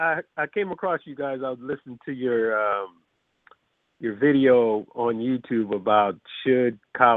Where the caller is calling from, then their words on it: California, United States; I'm calling from Cali.